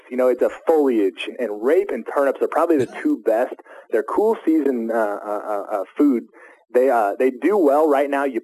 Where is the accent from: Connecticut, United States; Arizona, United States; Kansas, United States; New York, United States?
Kansas, United States; Junction City; born or raised there